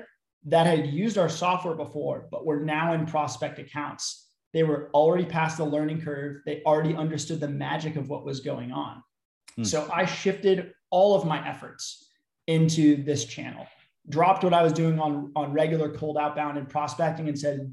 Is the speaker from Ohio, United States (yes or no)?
no; Bay Area, California, United States; I was from the Bay Area, so after I graduated, couldn't find a great job off the bat, ended up moving back home